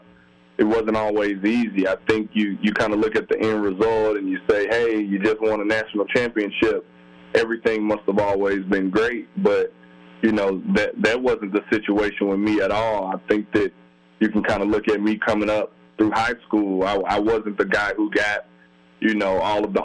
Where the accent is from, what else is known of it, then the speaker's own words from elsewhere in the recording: Alabama, United States; moved away; come back to my home state and finish up my schooling